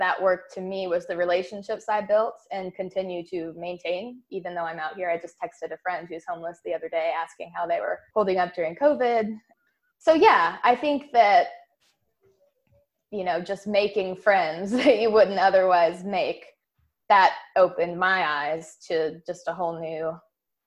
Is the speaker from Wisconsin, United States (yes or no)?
no; Nashville, Tennessee, United States; moved away as an adult; I'm from Nashville, love that city, consider it my home community